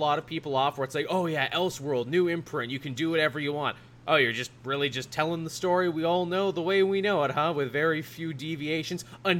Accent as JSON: {"language": "English", "country": "Canada", "said": "I am forever forced to explain American history to Americans as a Canadian."}